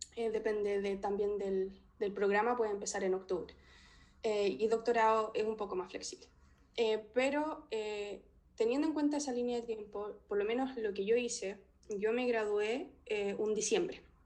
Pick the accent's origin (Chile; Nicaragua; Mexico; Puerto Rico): Chile; Talca, Maule; moved away as an adult; also born or lived in Santiago, Chile / Edinburgh, United Kingdom; now in Leeds, United Kingdom; Soy de Talca